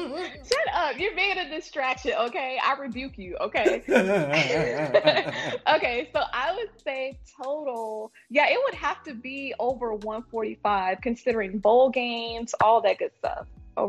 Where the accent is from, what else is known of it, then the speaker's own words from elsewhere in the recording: Oklahoma, United States; born there; I was born in Oklahoma